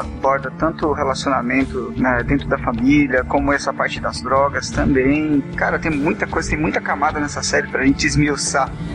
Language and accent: Portuguese; Mogi das Cruzes, São Paulo, Brazil; eu sou aqui de São Paulo, uma cidade chamada Mogi das Cruzes